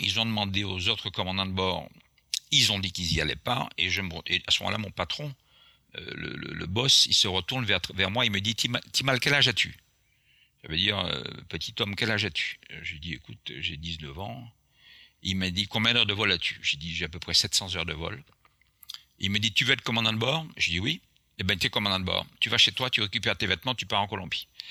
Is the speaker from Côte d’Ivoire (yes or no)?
no; Martinique; accent: Antillean; first language Antillean Creole; French is a second language; also born or lived in Florida; je suis né à la Martinique